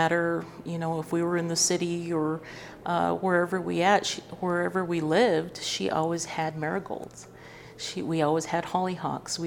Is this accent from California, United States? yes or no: no; Santa Fe, New Mexico, United States; I'm from Santa Fe, New Mexico, and so my story with seeds is really just about my family and how I was raised